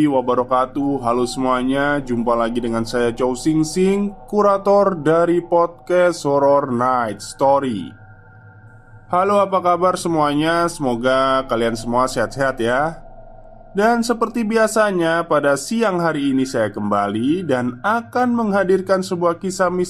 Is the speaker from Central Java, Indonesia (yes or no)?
yes; Subah, Central Java, Indonesia; dari Subah Batang, Alas Roban